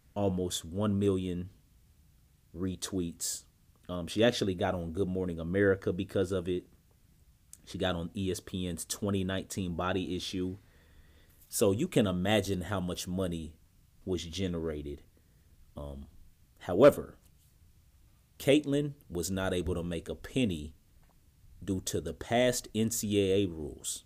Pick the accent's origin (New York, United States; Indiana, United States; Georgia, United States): Indiana, United States; Indianapolis; moved away; my hometown of Indianapolis, Indiana